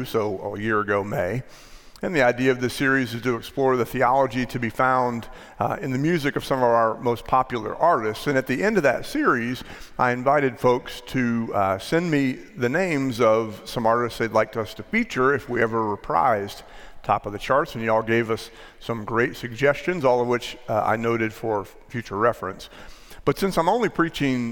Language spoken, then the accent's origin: English; Maryland, United States; now in Texas, United States; I loved growing up in Maryland, but as you might imagine, this move was a bit traumatic for seven-year-old me.